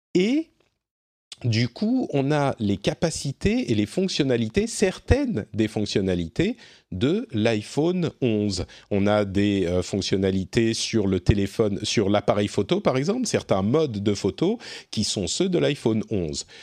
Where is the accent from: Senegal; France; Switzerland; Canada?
France; chez nous, en France